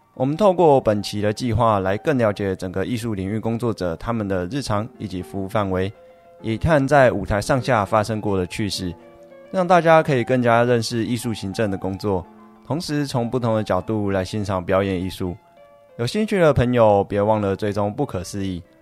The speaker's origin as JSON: {"language": "Chinese", "town": "Yilan", "region": "Yilan County", "country": "Taiwan", "said": "我来自宜兰，从小学习国乐，在乐团中担任过社长"}